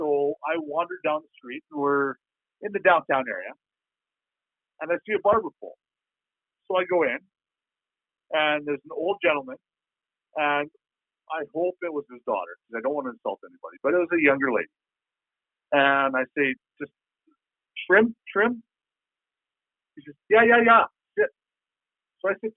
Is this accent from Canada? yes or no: yes; Canada; I'm Canadian